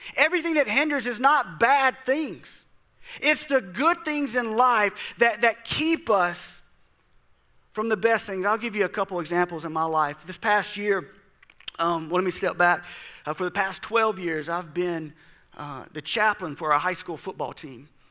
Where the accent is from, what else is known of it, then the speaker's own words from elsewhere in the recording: South Mississippi, United States; I grew up in South Mississippi, and people quit their jobs during hunting season